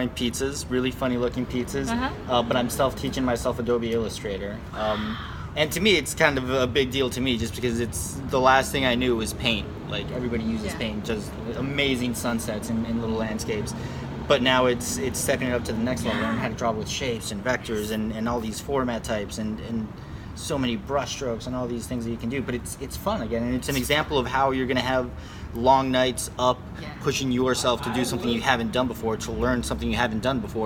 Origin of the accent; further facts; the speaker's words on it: Worcester, Massachusetts, United States; moved away as an adult; also born or lived in Colombia; now in San Diego, United States; I come from Colombia, actually, from South America. I was raised in Worcester, Massachusetts.